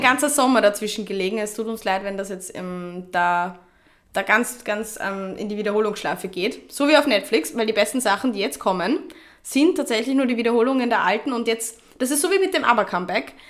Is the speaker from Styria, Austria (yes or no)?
no; Vienna, Austria; Ich bin Wienerin